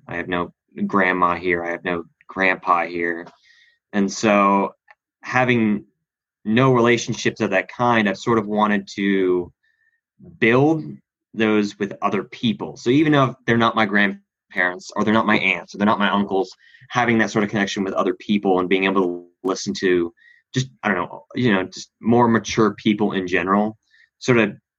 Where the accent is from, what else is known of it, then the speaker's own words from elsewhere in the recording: Australia; now in United States; Well, originally, I'm actually from Australia. I have dual citizenship.